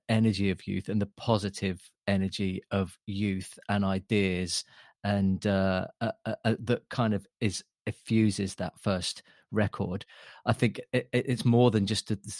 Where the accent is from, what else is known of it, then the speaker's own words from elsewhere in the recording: Lowestoft, East of England, United Kingdom; the town I grew up in Lowestoft, which is the most easterly town in England